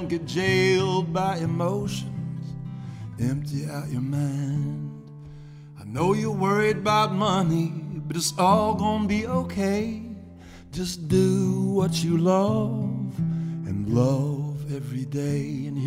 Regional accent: Brewton, Alabama, United States; moved away as an adult; also born or lived in New Orleans, Louisiana / Tennessee; now in Fairhope, United States; I grew up in Brewton, Alabama

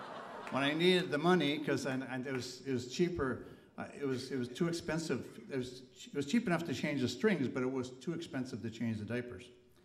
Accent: Duluth, Minnesota, United States; All three of these songs take place in our hometown of Duluth, Minnesota. And my hometown, anyway.

